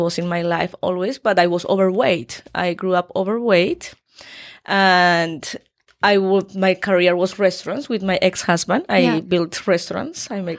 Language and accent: English; Colombia; English is a second language; moved away as an adult; also born or lived in Daytona Beach, Florida, United States / Miami, United States; now in Los Angeles, United States; I'm Colombian.